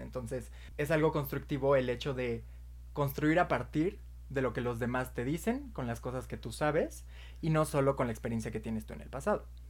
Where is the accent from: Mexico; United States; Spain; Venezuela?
Mexico; nosotros somos de México